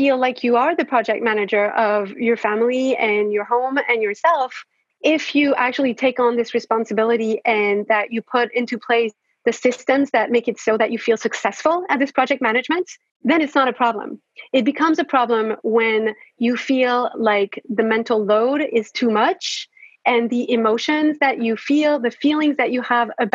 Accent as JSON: {"language": "English", "country": "France", "tie": "born or raised there", "said": "I am French. I was born and raised in France."}